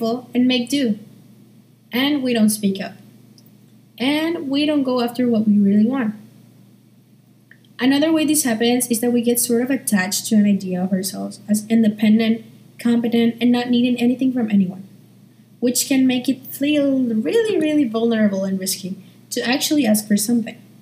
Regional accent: Paraguay; I'm from Paraguay, and I'm a junior at Nihongaku School

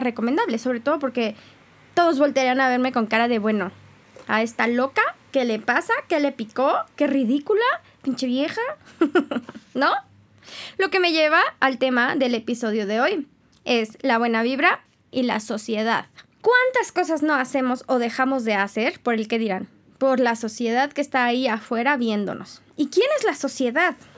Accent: Mexico; soy más mexicana que el nopal

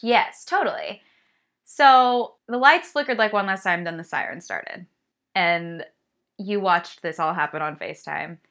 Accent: California, United States; I'm from California, born and raised

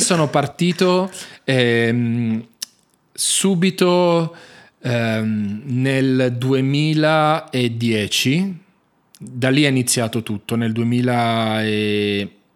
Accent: Turin, Piedmont, Italy; now in Jerusalem, Israel; si trasferirono poi con entrambe le famiglie al nord Italia, da dove sono nato poi io a Torino

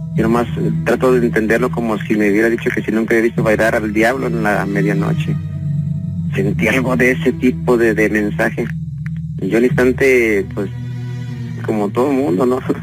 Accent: León, Guanajuato, Mexico; Yo soy de aquí de León, Guanajuato. Este, y soy de la colonia Bellavista.

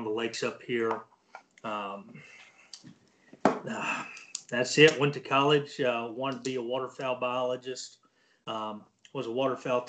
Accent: Texas, United States; born and raised in Texas

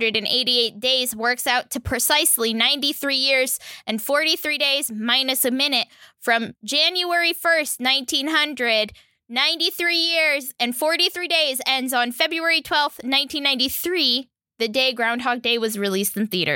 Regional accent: Florida, United States; I was born and raised in Florida where winter doesn't exist.

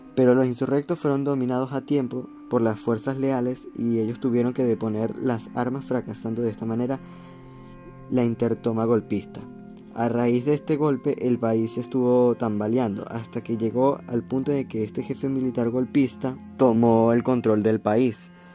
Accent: Venezuela; nosotros como venezolanos

